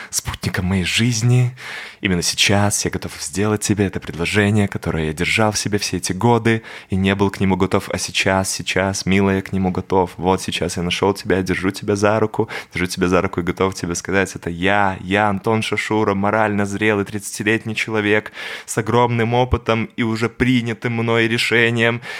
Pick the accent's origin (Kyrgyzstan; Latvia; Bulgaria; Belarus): Belarus; Babruysk, Mogilev Region; moved away; also born or lived in Minsk; я родился в Бобруйске